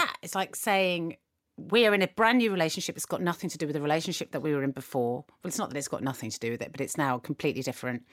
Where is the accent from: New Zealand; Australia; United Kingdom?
United Kingdom; we, as British people